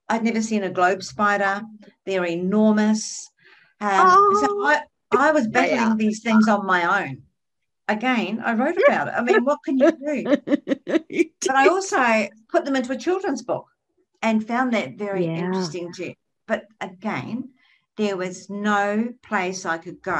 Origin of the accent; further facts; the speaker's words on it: New Zealand; now in Australia; I come from New Zealand